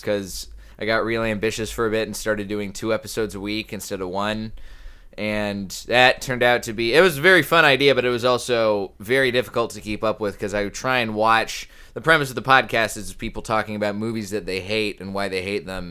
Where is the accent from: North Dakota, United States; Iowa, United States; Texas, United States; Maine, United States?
Texas, United States; Colleyville; moved away as an adult; also born or lived in New Orleans / San Diego / San Antonio / North Carolina; now in Los Angeles, United States; this little suburb of Dallas called Colleyville. It's sort of in between Dallas and Fort Worth, right by the airport. We lived there basically the rest of my childhood